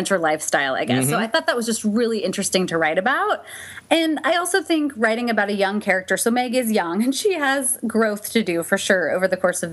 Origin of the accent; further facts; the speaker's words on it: Gainesville, Florida, United States; I was born in Gainesville